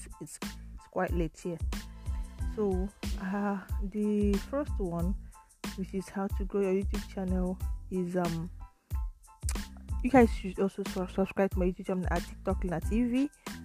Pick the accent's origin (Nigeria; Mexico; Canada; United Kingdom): Nigeria; now in Italy; I live in Italy but I'm from Nigeria